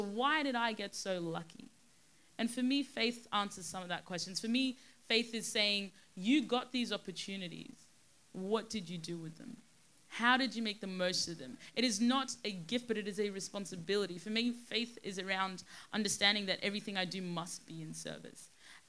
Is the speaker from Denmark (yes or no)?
no; Sudan; born there; And remember, I was born in Sudan. I was born in one of the poorest countries in the world with very, very little opportunity and access to anything, really.